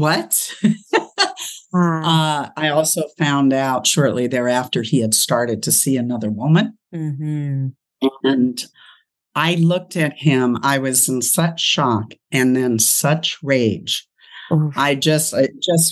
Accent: Los Angeles, California, United States; moved away as an adult; now in Ohio, United States; I'm from California, now living in Ohio

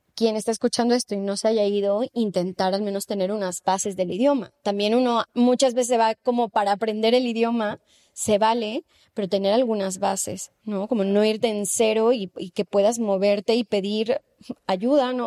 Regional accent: Mexico City, Mexico; moved away as an adult; now in Spain; yo vengo de la Ciudad de México

